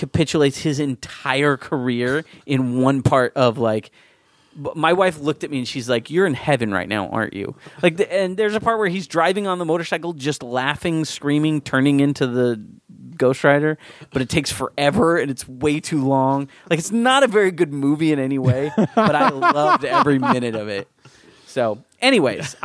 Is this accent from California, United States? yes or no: yes; San Diego, California, United States; I grew up in San Diego